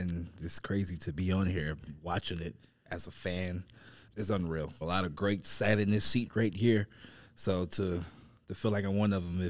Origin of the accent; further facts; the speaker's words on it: Warner Robins, Georgia, United States; also born or lived in Texas / Atlanta; Well, I'm from Georgia, originally from Georgia. Warner Robins, Georgia. A lot of people think I'm from Atlanta. I used to live in Atlanta, so from Warner Robins.